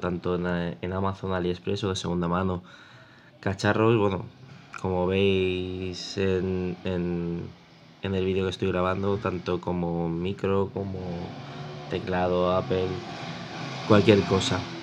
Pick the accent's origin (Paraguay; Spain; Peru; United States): Spain; Mataró, Catalonia; soy de Mataró, Barcelona